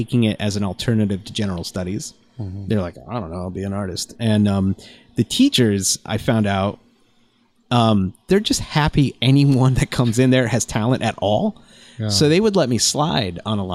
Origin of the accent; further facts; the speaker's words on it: Scranton, Pennsylvania, United States; now in Minneapolis, United States; I grew up in Scranton, which is like mm-hmm. a coal mining town.